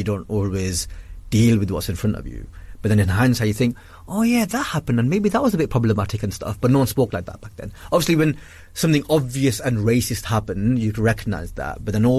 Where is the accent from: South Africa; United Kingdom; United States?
United Kingdom; Blackburn, North West England; accent: northern; I grew up in a very Asian area, so I grew up in a very insular British Asian community. So in Blackburn